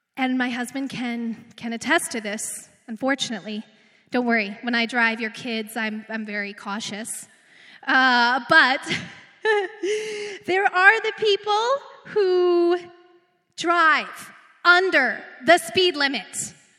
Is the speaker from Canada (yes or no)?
yes; Redwater, Alberta, Canada; also born or lived in Edmonton, Canada; now in Beaumont, Canada; I'm like small town girl. I'm, I came from Redwater. Then I lived on the north side of Edmonton to go to school.